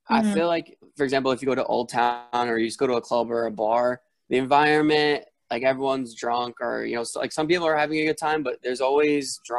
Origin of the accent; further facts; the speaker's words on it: East Coast, United States; Because I'm from the East Coast